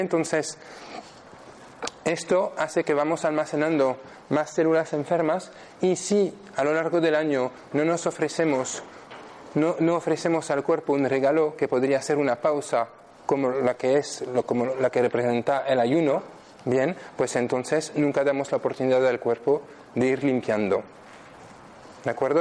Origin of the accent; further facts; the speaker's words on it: France; Spanish is a second language; moved away as an adult; now in Spain; soy francés, vivo aquí en España desde 2009, desde hace siete años.